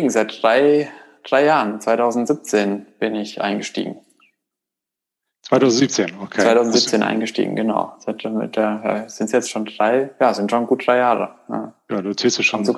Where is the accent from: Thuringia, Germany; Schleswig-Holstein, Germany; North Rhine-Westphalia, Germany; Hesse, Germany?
Hesse, Germany; also born or lived in Bonn; now in Berlin, Germany; Ich komme ursprünglich aus Hessen, bin über äh, Umwege in Bonn äh, nach Berlin gekommen, um Blinkist zu gründen.